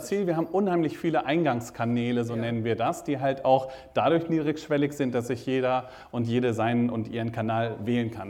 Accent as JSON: {"language": "German", "region": "Rhineland", "country": "Germany", "also_born_or_lived": "Hannover", "moved": "as an adult", "lives_now": "Rostock, Germany", "said": "Ich komme ja, ursprünglich aus dem Rheinland."}